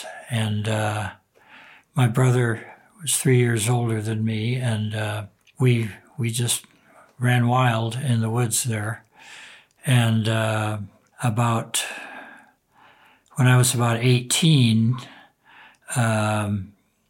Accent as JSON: {"language": "English", "area": "about 20 miles north of Detroit", "region": "southern Michigan", "country": "United States", "tie": "born or raised there", "said": "I was born in Detroit, Michigan"}